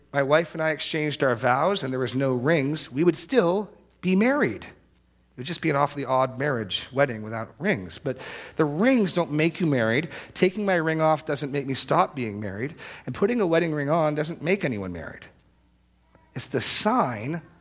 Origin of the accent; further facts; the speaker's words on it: New England, United States; I grew up in New England